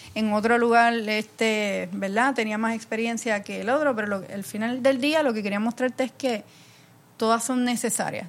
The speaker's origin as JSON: {"language": "Spanish", "country": "Puerto Rico", "said": "soy de, de Puerto Rico"}